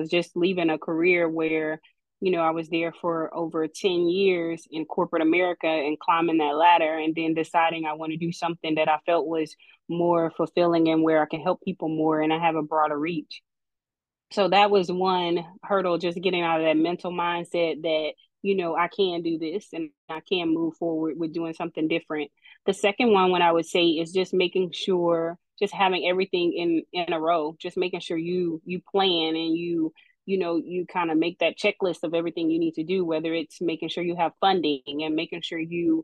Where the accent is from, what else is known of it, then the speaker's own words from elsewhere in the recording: Louisiana, United States; I come from Louisiana, so born and raised Louisiana